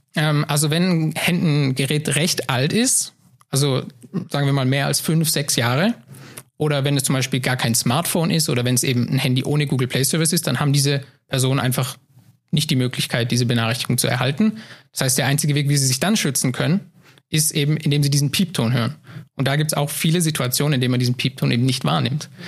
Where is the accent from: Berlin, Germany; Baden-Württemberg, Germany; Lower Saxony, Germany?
Baden-Württemberg, Germany; Heilbronn region; moved away as an adult; now in Saarbrücken, Germany; ich komme aus Baden-Württemberg, ähm, aus der Region Heilbronn. Und ähm, dort bin ich auch mein, mein ganzes Leben gewesen und groß